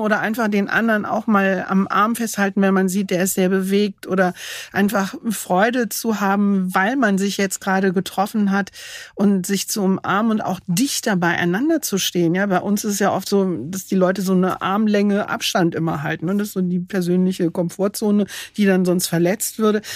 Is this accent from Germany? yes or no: yes; Germany